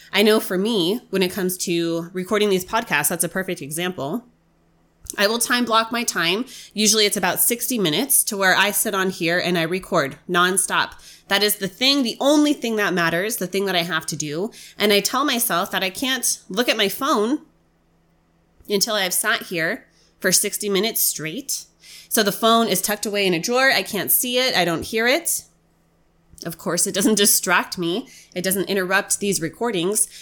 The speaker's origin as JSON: {"language": "English", "country": "United States", "said": "as an American"}